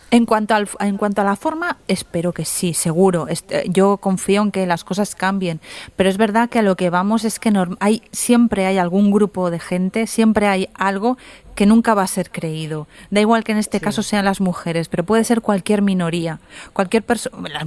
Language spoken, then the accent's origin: Spanish; Candasnos, Aragon, Spain; yo soy de Candasnos.